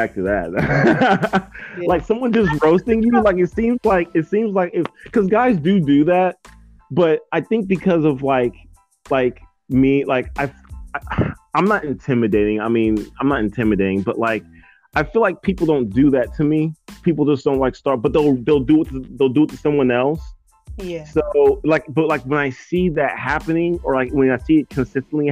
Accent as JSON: {"language": "English", "region": "Georgia", "country": "United States", "moved": "yes", "said": "I'm from Georgia"}